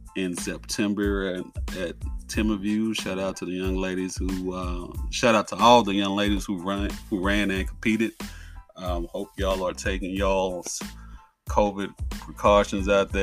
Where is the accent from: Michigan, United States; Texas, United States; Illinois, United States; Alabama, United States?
Texas, United States; I'm from Texas.